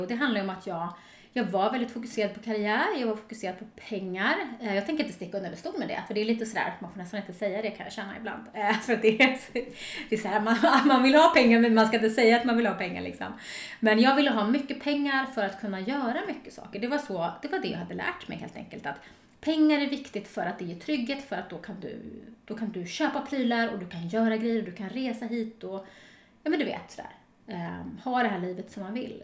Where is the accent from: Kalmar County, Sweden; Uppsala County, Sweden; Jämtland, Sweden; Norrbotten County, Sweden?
Uppsala County, Sweden; Storvreta; moved away; also born or lived in Stockholm; jag kommer från ett litet samhälle som heter Storvreta utanför Uppsala